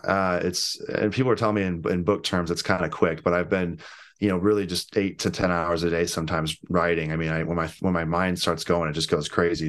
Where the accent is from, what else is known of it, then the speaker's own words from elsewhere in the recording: St. Louis, Missouri, United States; I'm from Saint Louis